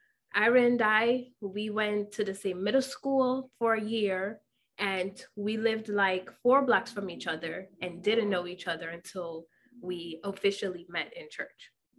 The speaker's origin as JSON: {"language": "English", "country": "Jamaica", "tie": "born or raised there", "moved": "yes", "lives_now": "Yonkers, United States", "said": "Born and raised in Jamaica, as you guys already know, and currently living in Yonkers, New York."}